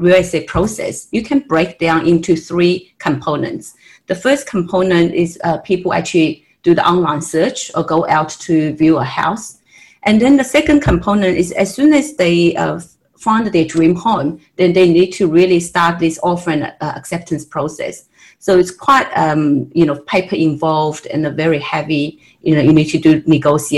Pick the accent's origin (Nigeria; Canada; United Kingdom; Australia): Australia; moved away as an adult; now in United States; I'm actually an Australian, and just moved to United States from Australia